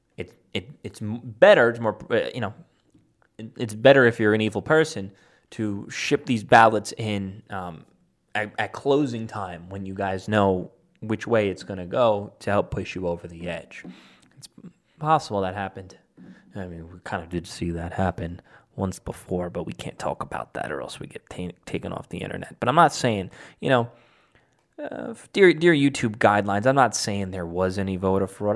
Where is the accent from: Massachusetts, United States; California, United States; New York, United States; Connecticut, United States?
New York, United States; New York City; my hometown in Staten Island, which is technically a part of New York City